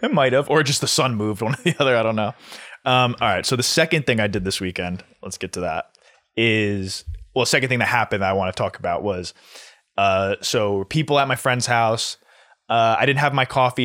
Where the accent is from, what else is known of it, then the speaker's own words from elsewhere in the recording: New Jersey, United States; We're all from New Jersey.